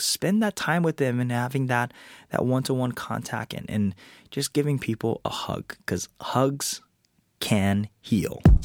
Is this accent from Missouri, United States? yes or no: no; Hawaii, United States; I was born and raised in Hawaii